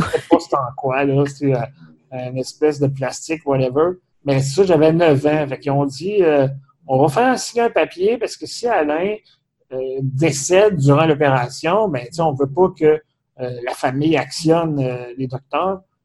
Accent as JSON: {"language": "French", "town": "Saint-Léonard-d'Aston", "region": "Quebec", "country": "Canada", "tie": "born or raised there", "said": "on vient dans le coin de Drummondville, de Saint-Léonard-d'Aston"}